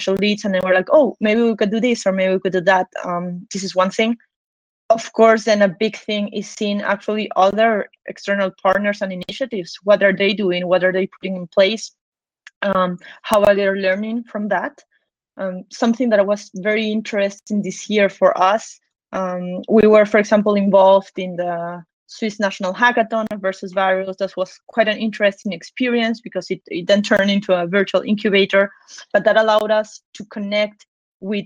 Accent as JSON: {"language": "English", "country": "Peru", "moved": "yes", "lives_now": "Switzerland", "said": "I'm actually from Peru in South America"}